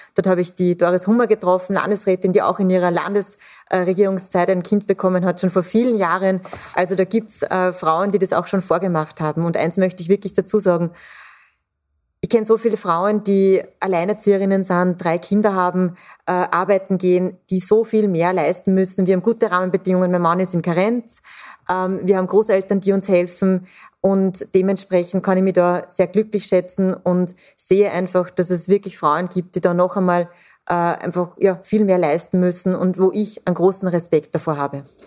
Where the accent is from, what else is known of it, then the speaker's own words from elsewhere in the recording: Austria; Bei uns in Österreich